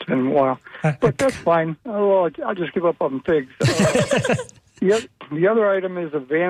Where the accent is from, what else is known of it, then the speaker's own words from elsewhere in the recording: Connecticut, United States; now in Florida, United States; I come from Connecticut, and up there they grew like wheat.